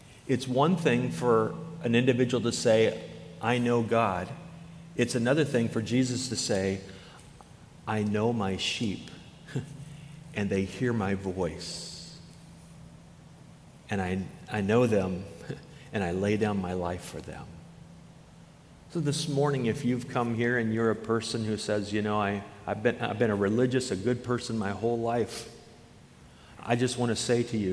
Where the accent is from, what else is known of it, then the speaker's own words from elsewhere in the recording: Iowa, United States; moved away as an adult; now in Wisconsin, United States; I moved from Iowa, where the highest point in Iowa was an overpass on a highway, you know. And I've had the privilege of traveling this beautiful state of Wisconsin. And I've lived 25 years in Iowa, 26 years in Wisconsin